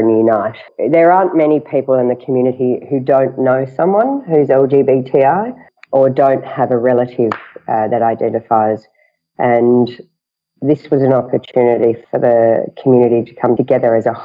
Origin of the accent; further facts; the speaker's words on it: Adelaide, South Australia, Australia; I grew up in Adelaide